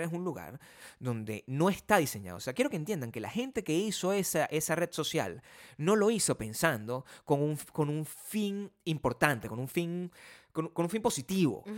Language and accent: Spanish; Venezuela; now in United States; el país de donde yo vengo